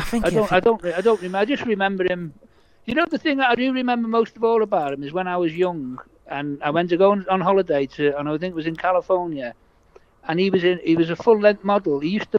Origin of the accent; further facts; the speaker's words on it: Liverpool, North West England, United Kingdom; now in Leicester, United Kingdom; I've spent most of my adult life here. But I was born in Liverpool